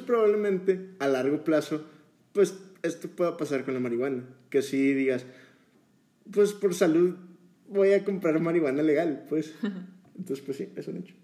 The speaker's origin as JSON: {"language": "Spanish", "country": "Mexico"}